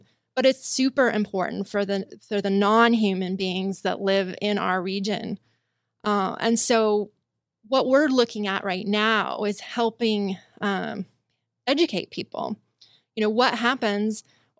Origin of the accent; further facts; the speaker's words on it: Spokane, Washington, United States; growing up in Spokane, we were always told that we had an infinite supply of water and that water never runs out.